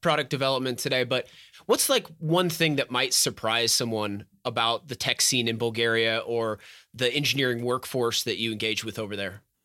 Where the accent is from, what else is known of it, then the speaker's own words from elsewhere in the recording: Texas, United States; my home state of Texas